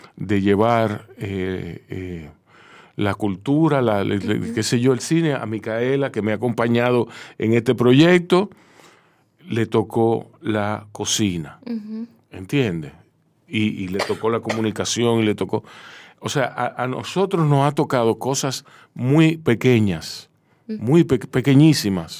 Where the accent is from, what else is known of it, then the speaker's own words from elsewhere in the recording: New York, United States; now in Dominican Republic; yo soy de Nueva York